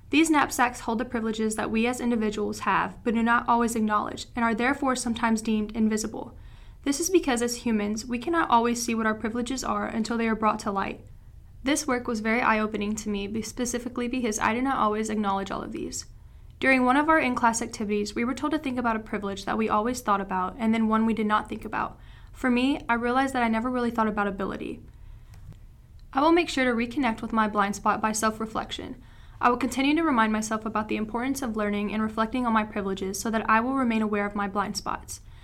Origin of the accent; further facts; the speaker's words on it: Tennessee, United States; moved away; I'm from Tennessee. My hometown is somewhere where I feel trapped